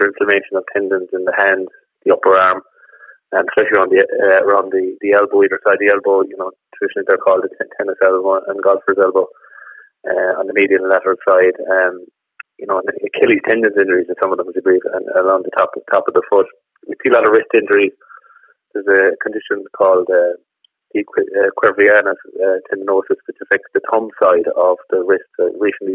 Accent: Killarney, Munster, Ireland; also born or lived in Doolin / County Clare; now in Ennis, Ireland; I grew up in Killarney, and originally trained as a research scientist.

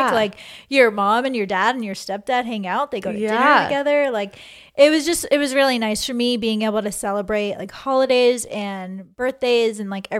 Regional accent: Peabody, Massachusetts, United States; Peabody, Massachusetts. I born and raised there, I don't know, kindergarten. Kindergarten, elementary school, middle school, high school.

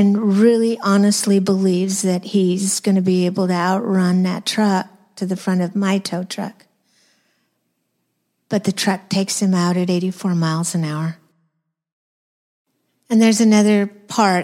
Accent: New Mexico, United States; I'm from New Mexico

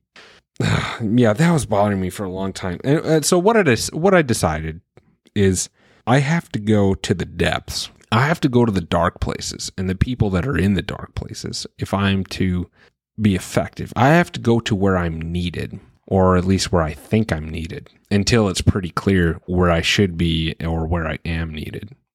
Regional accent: Wisconsin, United States; my home state of Wisconsin

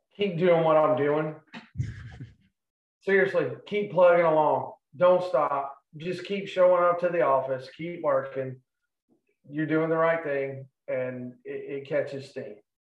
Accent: Charleston, United States; I'm from Charleston

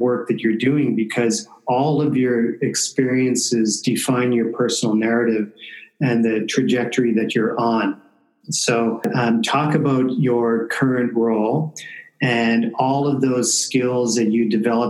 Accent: Windsor, Ontario, Canada; moved away as an adult; also born or lived in Hiroshima, Japan; I never imagined in a million years that I would ever leave my hometown, because I established myself here

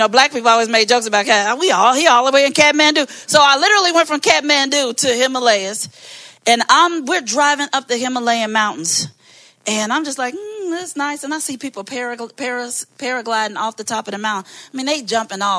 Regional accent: Maywood, Illinois, United States; I'm from Maywood

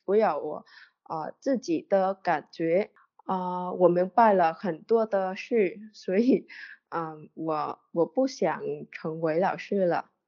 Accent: Vietnam; Chinese is a second language; 我来自越南

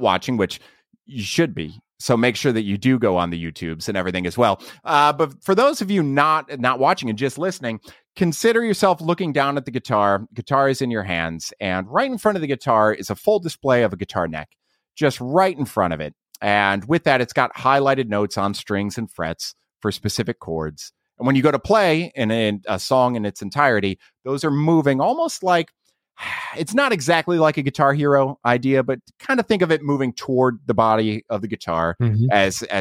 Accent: Ohio, United States; I'm from Ohio

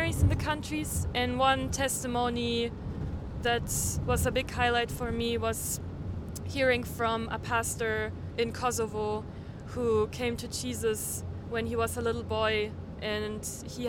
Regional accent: Bavaria, Germany; I'm from the south of Germany, from Bavaria, and I study in a little town called Eichstätt

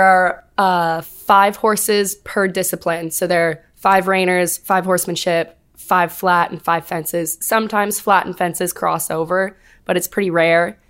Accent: Fauquier County, Northern Virginia, United States; moved away as an adult; now in Auburn, Alabama, United States; I am from Northern Virginia-ish.

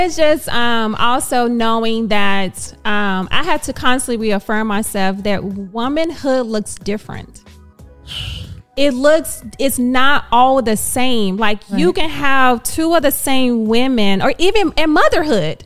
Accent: Dallas, Texas, United States; I am born and raised in Dallas

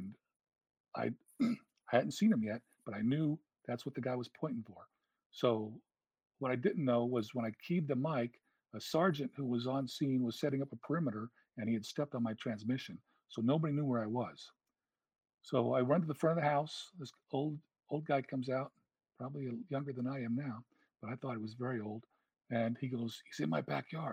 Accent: California, United States; It was in my hometown. I knew the area

